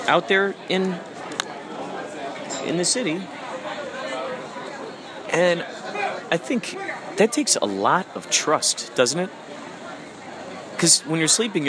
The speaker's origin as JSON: {"language": "English", "town": "Chicago", "region": "Illinois", "country": "United States", "tie": "born or raised there", "said": "who I grew up with in the Chicagoland area"}